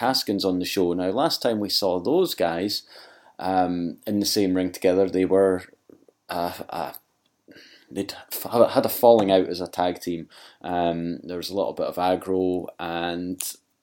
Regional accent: Scotland, United Kingdom; Being Scottish

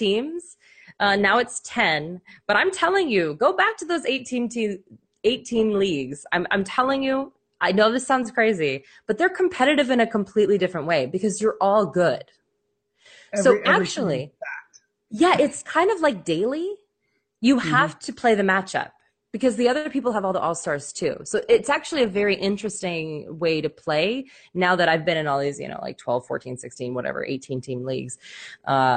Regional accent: Denver, Colorado, United States; moved away; also born or lived in Nebraska; we are from Colorado

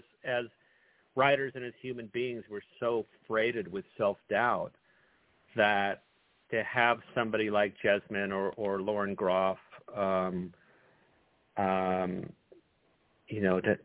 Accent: Northern California, United States; I was born and raised in Northern California

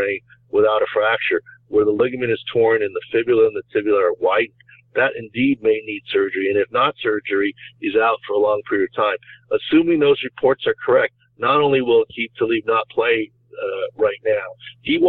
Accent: San Diego, California, United States; my hometown football team

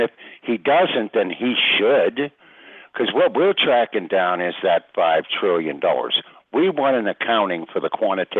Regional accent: United States; I know, but I'm an American.

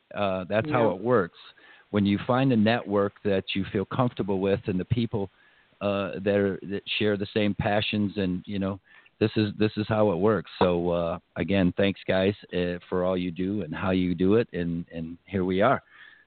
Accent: Pontiac, Michigan, United States; moved away as an adult; Yeah, that's where I grew up. I grew up in Pontiac

